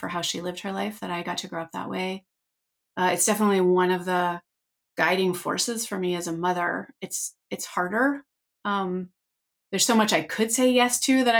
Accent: Northern California, United States; I grew up in Northern California, but we lived up a dirt road

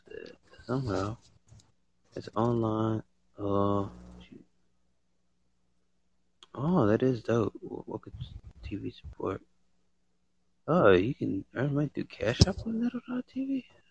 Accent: United States; I was born in the United States

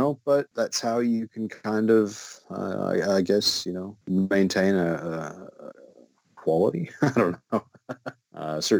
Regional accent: Midwest, United States; now in Australia; Growing up in the Midwest, we had rattlesnakes. And rattlesnakes were great because they'd warn you, right? You'd hear a rattle and you know, oh, crap, better stay away from that. We don't have that luxury down here. Where I live in the state of Victoria

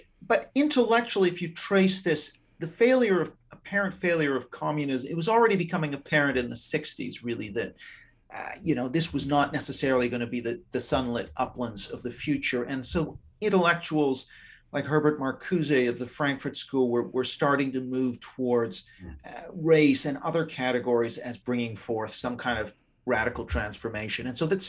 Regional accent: Vancouver, British Columbia, Canada; also born or lived in Japan; I grew up, I'm Canadian. I grew up a lot abroad in Japan, for example.

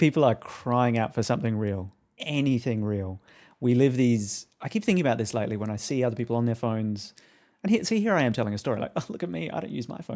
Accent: Australia; now in United States; I wasn't even living in America at that point. I'm Australian

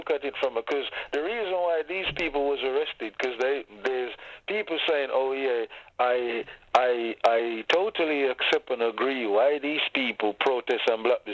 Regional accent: Jamaica; moved away; I was born and bred in Jamaica, so... Growing our own food product and all of these things was the norm for us

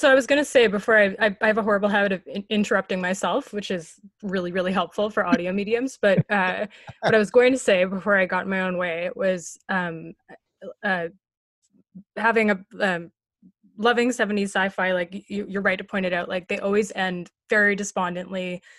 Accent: Canada; I feel like maybe this is an excuse, but like being Canadian

